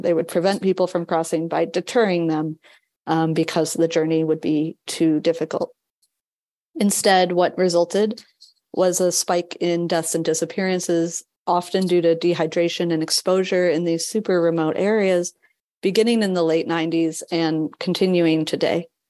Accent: New England, United States; moved away; also born or lived in Chicago / London; I'm not from the area originally, I'm from New England.

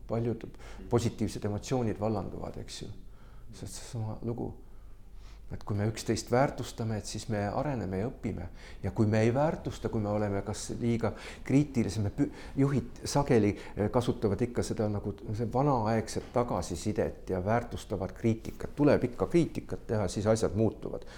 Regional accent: Estonia; mina ja Signe oleme Eestist

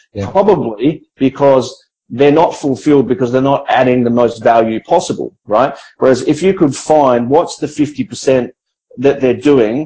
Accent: Australia; now in Philippines; I'm an Australian entrepreneur, I have Australian managers

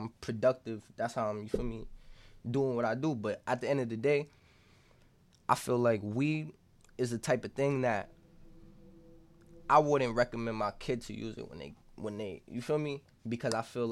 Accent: Boston, Massachusetts, United States; Southside, like Mattapan

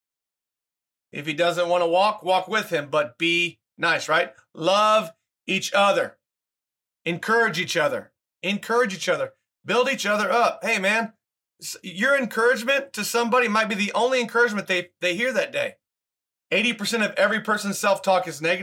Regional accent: Oklahoma, United States; I grew up like in Oklahoma State, in Oklahoma.

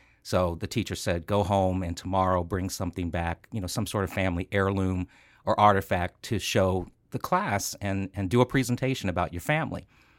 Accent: Washington, District of Columbia, United States; born there; also born or lived in Rockville, Maryland / California; I was born in Washington, D.C., and we lived in Maryland, Rockville, Maryland, for a while before my family moved out to California.

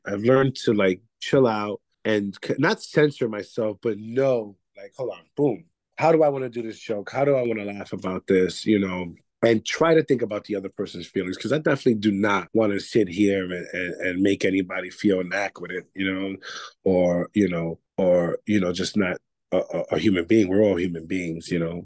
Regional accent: New York City, New York, United States; I am from Bronx, New York. That's uh, the Bronx section of New York City

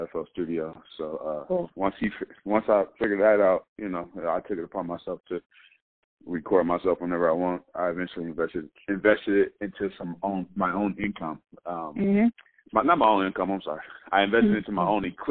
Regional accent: Pomona, California, United States; I'm from Portland, California. It's a little city outside of L.A., closer to the IE

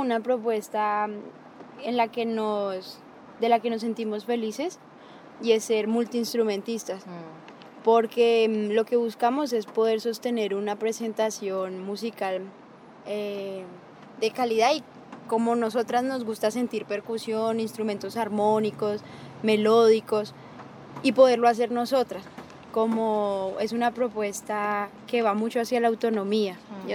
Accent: Colombia; now in Antioquia, Colombia

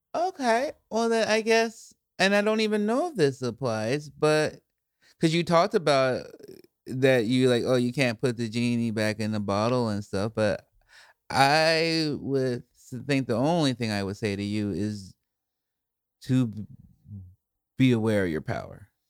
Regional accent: Chicago, Illinois, United States; moved away; also born or lived in Portland; I grew up in Chicago, too

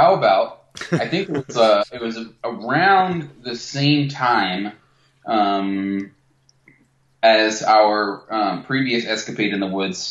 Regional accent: Durham, New Hampshire, United States; we grew up in Durham, New Hampshire, which is like, number one drinking college in the country or something sometimes.

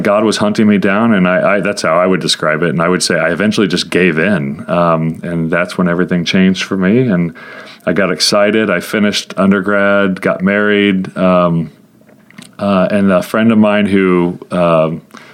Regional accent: Tulsa, Oklahoma, United States; I was raised in Tulsa, Oklahoma

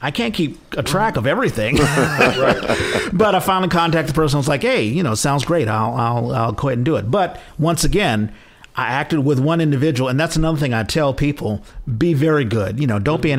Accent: Washington, District of Columbia, United States; moved away as an adult; now in San Francisco Bay Area, United States; I'm originally from Washington, D.C., and I came here in 97.

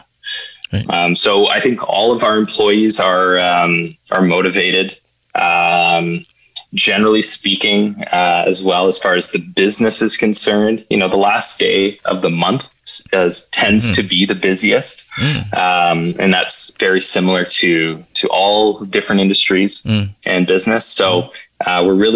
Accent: Ottawa, Ontario, Canada; also born or lived in Toronto; I'm born and raised in Ottawa

